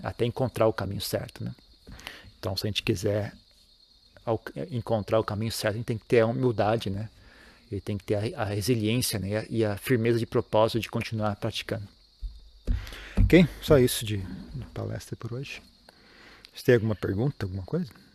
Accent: Brazil; moved away as an adult; eu saí do Brasil

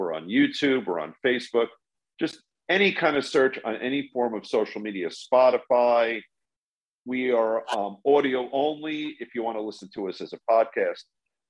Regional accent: New York City, New York, United States; I'm born in Brooklyn, so I'm a sort of native New Yorker.

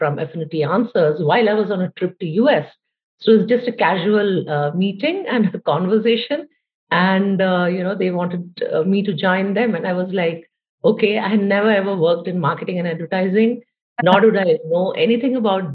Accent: India; I'm from India, so, you know, quite far away from you guys in terms of distance as well as time zones

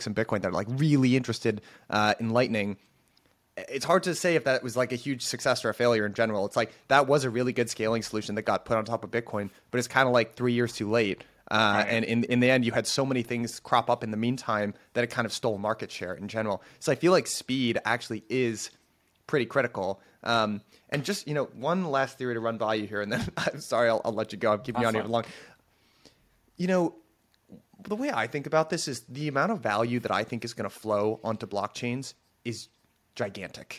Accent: United States; I'm American

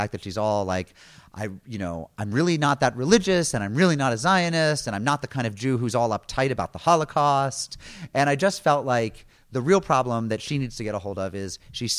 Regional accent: East Coast, United States; I'm from the East Coast. I know nothing.

